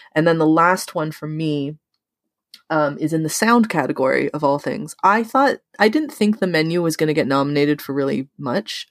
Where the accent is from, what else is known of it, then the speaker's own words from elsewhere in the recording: Canada; we're Canadian